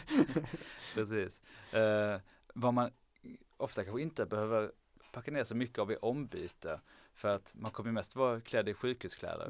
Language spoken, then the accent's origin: Swedish; Lund, Skåne, Sweden; jag är från från Lund